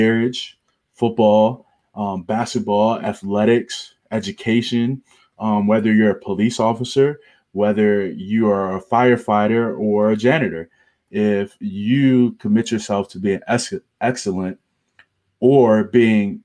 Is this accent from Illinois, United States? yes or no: no; Baltimore, Maryland, United States; moved away as an adult; also born or lived in Clemson, South Carolina; I am from Baltimore, Maryland. I grew up around East Baltimore.